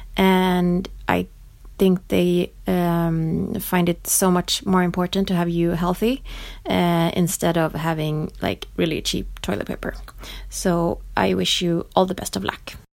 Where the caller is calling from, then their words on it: Stockholm, Stockholm County, Sweden; I'm calling from Stockholm, Sweden